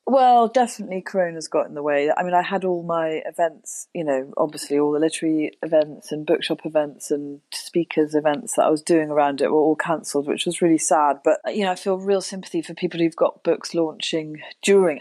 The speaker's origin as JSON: {"language": "English", "area": "Wiltshire", "region": "South West England", "country": "United Kingdom", "tie": "born or raised there", "also_born_or_lived": "Oxford", "said": "so we moved to the country when I was seven from Oxford. We moved to Wiltshire, and then we had ponies"}